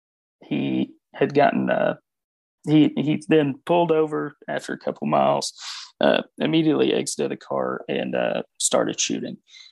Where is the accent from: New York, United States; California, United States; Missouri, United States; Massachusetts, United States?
Missouri, United States; born there; I was actually born in Missouri, so I could talk about Missouri.